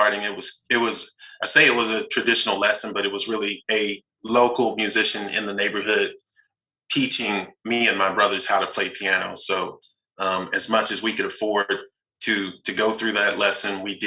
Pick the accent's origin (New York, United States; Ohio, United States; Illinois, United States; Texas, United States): Texas, United States; Fort Worth; also born or lived in Los Angeles, California; I'm from Texas, a town called Fort Worth, west of Dallas